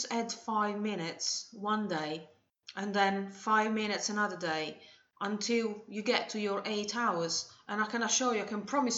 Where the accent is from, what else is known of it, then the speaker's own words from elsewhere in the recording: Italy; moved away; in Italy, my home country